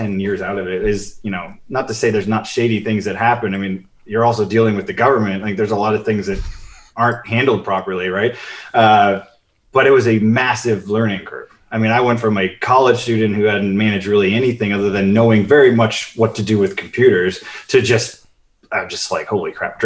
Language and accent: English; Chicago, Illinois, United States; moved away; also born or lived in Cleveland; I grew up in Chicago